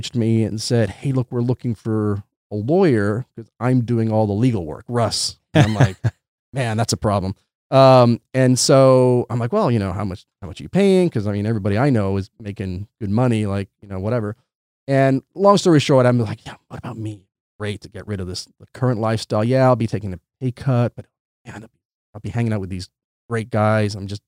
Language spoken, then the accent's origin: English; England, United Kingdom; also born or lived in Santiago, Chile; So I was born in Santiago, Chile. And when I was 2 years old, I moved to England. And between Chile and England, I spent the first 15 and a half years of my life.